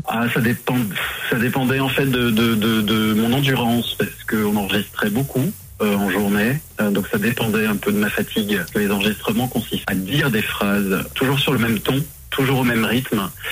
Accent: Morteau, Bourgogne-Franche-Comté, France; moved away as an adult; now in Paris, France; je suis originaire de, de Morteau dans le Haut-Doubs

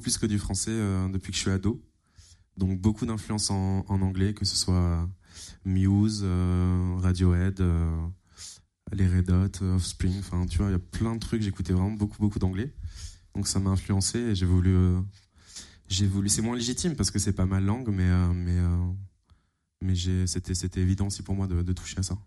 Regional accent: Fulgrisheim, near Strasbourg, Alsace, Grand Est, France; un petit village qui s'appelle Fulgrisheim

